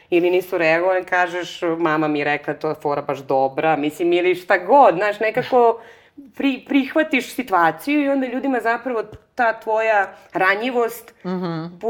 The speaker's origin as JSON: {"language": "Croatian", "town": "Negotin", "region": "Bor District", "country": "Serbia", "tie": "born or raised there", "also_born_or_lived": "Belgrade, Serbia / Barcelona, Spain", "moved": "yes", "said": "ja sam inače rodom iz Negotina"}